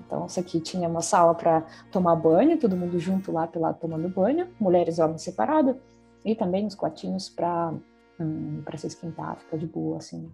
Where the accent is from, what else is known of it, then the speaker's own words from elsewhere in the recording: Salekhard, Yamalo-Nenets Autonomous Okrug, Russia; Portuguese is a second language; moved away; E quando eu penso na vida no círculo polar, então onde eu nasci